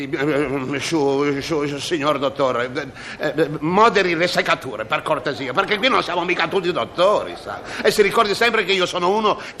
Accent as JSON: {"language": "Italian", "town": "Genoa", "region": "Liguria", "country": "Italy", "said": "scusi io sa, sono genovese ogni tanto..."}